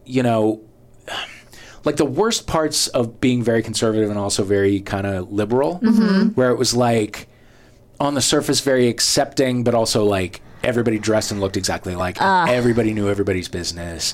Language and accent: English; St. Louis, Missouri, United States; moved away as an adult; also born or lived in Worcester, Massachusetts; I came from St. Louis to Massachusetts